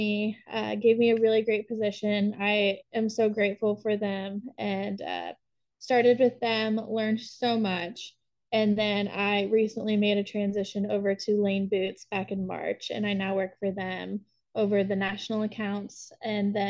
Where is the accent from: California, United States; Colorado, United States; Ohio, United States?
Colorado, United States; Denver; moved away as an adult; also born or lived in Arkansas / Nashville, Tennessee; now in Texas, United States; I'm originally from Denver, Colorado